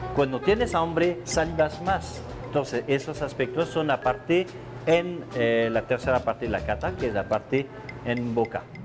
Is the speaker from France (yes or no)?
yes; France; Spanish is a second language; moved away as an adult; also born or lived in Bordeaux / Mexico; now in Mexico City, Mexico; soy francés, eh, vivo aquí en México desde ya bastante tiempo, pero en mi cultura europea eh, yo nací en una cultura donde el vino es primordial